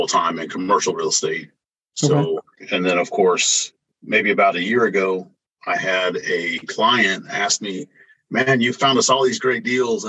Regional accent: Indianapolis, Indiana, United States; moved away as an adult; also born or lived in Florida; now in Oklahoma City, United States; I was born and raised in Indianapolis and spent some time in Florida

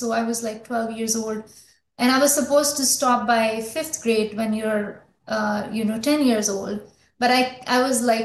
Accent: Lahore, Punjab, Pakistan; moved away as an adult; also born or lived in Algeria; now in United States; I was born in Lahore. Then my family moved to, Algeria. So I spent my childhood abroad

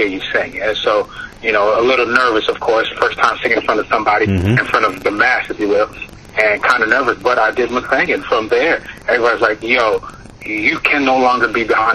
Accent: West Palm Beach, Florida, United States; moved away as an adult; now in Atlanta, United States; So I'm originally from West Palm Beach, Florida. Moved here to Atlanta probably 2 years ago, give or take

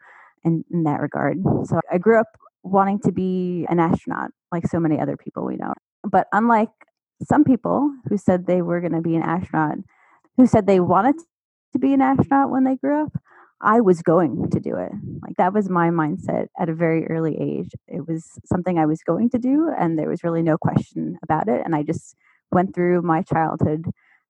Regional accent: Long Island, New York, United States; moved away; I am originally from Long Island, New York, a little town about 30 minutes drive east of New York City. So that's where I grew up

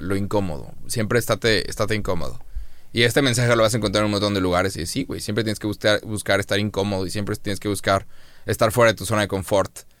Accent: Monterrey, Nuevo León, Mexico; Somos de Monterrey

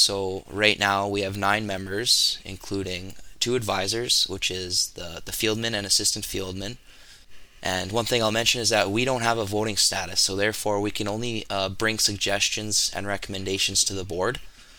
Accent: Killam, Alberta, Canada; also born or lived in Olds, Alberta; I was born in Olds, but I moved to Killam in 2006, where I have resided here ever since. My family never farmed, but growing up in this rural setting, I was very fortunate enough to get a real taste of agriculture.

